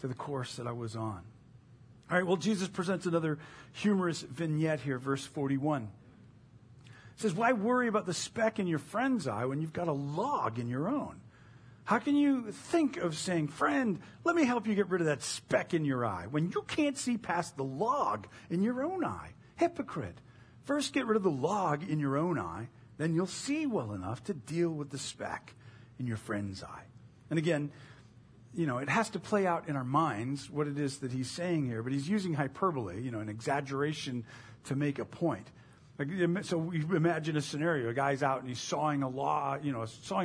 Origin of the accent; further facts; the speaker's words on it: United States; we have as the American evangelical church